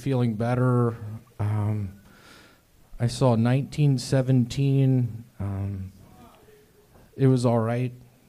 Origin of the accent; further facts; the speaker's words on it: Memphis, Tennessee, United States; I'm from Memphis